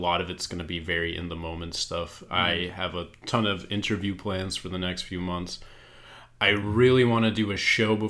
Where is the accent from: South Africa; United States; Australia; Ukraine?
Ukraine; moved away; I was born in Ukraine